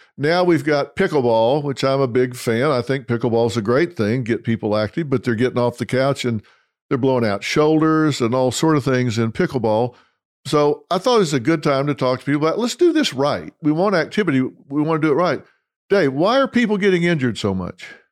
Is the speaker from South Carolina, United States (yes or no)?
no; Dallas, Texas, United States; my hometown, Dallas, Texas